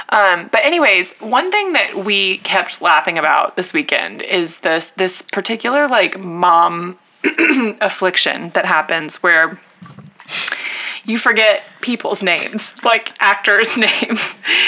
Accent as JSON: {"language": "English", "town": "The Woodlands", "region": "Texas", "country": "United States", "tie": "born or raised there", "moved": "yes", "said": "we stayed at a hotel in the Woodlands, like on the waterway. Which was kind of, it was like so kooky to be like back in my hometown"}